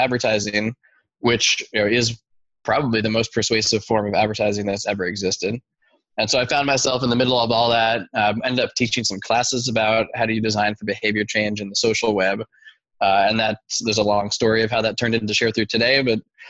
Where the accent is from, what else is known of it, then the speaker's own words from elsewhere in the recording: Oakland, California, United States; born and raised in the Bay Area, I have always been around tech land my whole life. Born in Oakland, went to middle school in Oakland, high school in Oakland